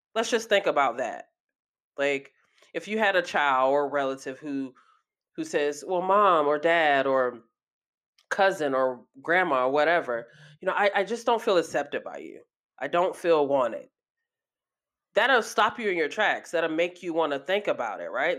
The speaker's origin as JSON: {"language": "English", "town": "Athens", "region": "Georgia", "country": "United States", "tie": "born or raised there", "said": "my hometown, uh, Athens, Georgia, a very small town"}